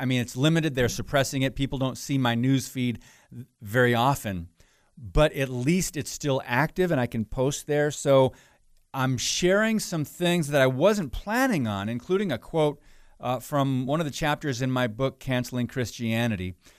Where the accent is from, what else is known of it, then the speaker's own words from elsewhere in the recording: Chicago, Illinois, United States; accent: Chicago; Am I from Chicago or what?